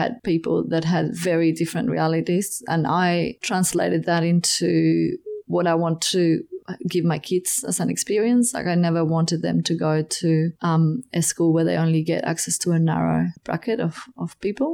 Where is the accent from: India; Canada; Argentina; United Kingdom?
Argentina; Buenos Aires; moved away as an adult; now in Cygnet, Australia; I'm from Argentina and I grew up in Buenos Aires